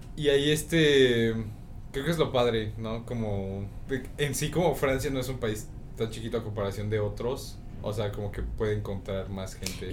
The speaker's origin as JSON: {"language": "Spanish", "country": "Mexico", "said": "soy mexicano"}